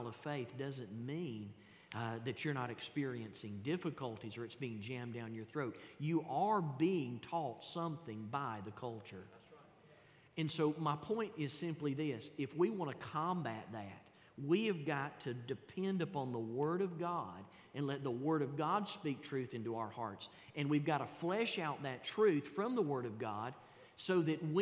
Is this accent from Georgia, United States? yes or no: yes; the South, Georgia, United States; accent: Southern; I was born in the South. I was raised in the South. And here's one thing that I can't get away from. I can't get away from my vernacular. I can't get away from my accent